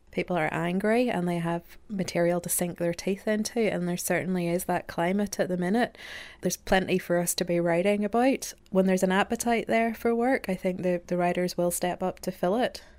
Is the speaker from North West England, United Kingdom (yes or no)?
no; Northern Ireland, United Kingdom; born or raised there; moved away